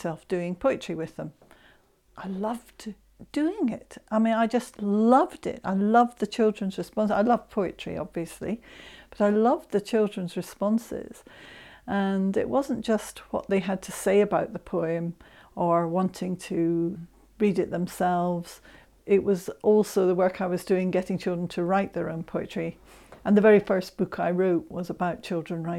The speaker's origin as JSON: {"language": "English", "region": "Scotland", "country": "United Kingdom", "said": "I'm Scot and I love my Scottish poetry as well."}